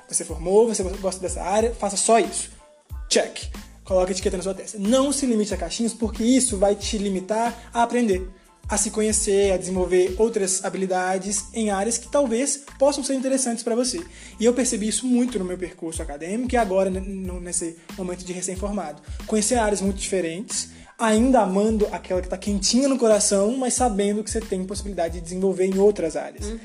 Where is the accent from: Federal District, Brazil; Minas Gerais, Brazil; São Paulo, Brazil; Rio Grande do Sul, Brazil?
Minas Gerais, Brazil; accent: mineiro; somos mineiros e trem de doido em Minas é tudo, né, Bárbara?